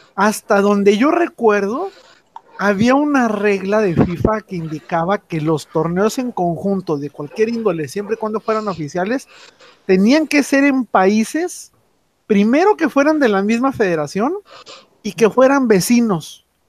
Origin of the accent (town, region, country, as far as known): Mexico